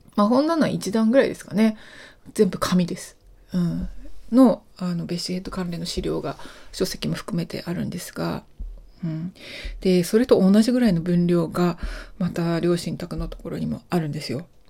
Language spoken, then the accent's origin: Japanese; Japan; also born or lived in Alaska / Zimbabwe / United Kingdom; 私は日本で生まれて日本で育っているので